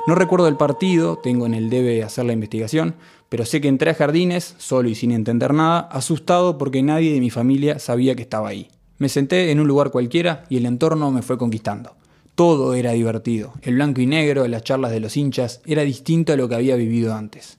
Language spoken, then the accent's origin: Spanish; Montevideo, Uruguay; Amo este país, amo haber nacido acá y amo vivir acá